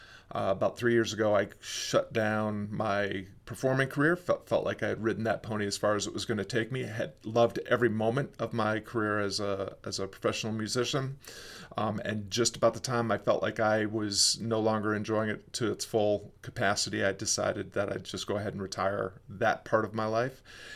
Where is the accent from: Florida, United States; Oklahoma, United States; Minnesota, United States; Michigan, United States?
Oklahoma, United States; Fort Sill; born there; I was born in Fort Sill Army Hospital.